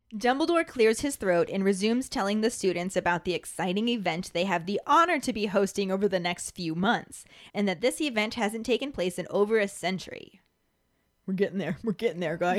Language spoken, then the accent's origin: English; United States; accent: American; my American accent